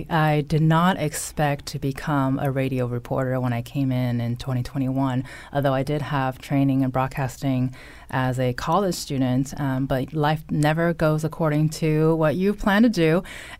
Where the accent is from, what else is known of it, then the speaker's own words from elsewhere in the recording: California, United States; That is my home state, so I'm not going to apologize if a little valley girl might come out every now and then.